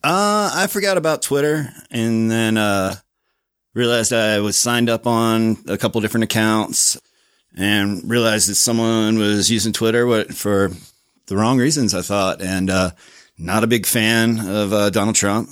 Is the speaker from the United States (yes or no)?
yes; Virginia Beach, Virginia, United States; moved away as an adult; also born or lived in Pittsburgh / Richmond, Virginia; now in Salt Lake City, United States; I was born in Pittsburgh, grew up in Virginia Beach, and then lived in Richmond, Virginia for a while